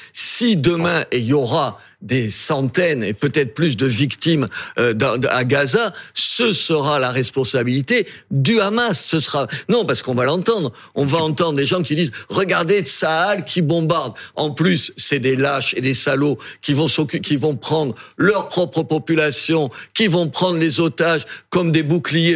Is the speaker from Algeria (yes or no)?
yes; Algeria; also born or lived in Béziers, France; now in France; Moi, je suis né en Algérie